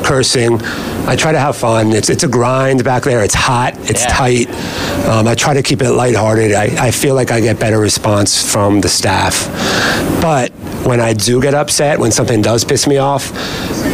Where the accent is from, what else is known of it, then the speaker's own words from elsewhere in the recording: Georgia, United States; also born or lived in Tennessee / Manhattan, New York / Washington, D.C.; now in Long Branch, United States; I'm from Georgia.